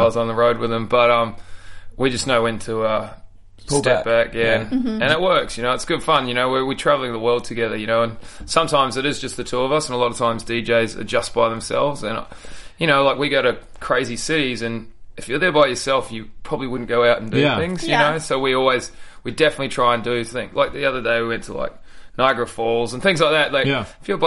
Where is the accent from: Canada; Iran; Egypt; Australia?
Australia; being Australian